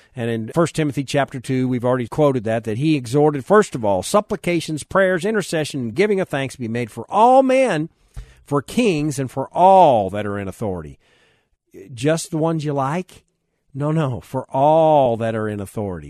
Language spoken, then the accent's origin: English; United States; I'm even an American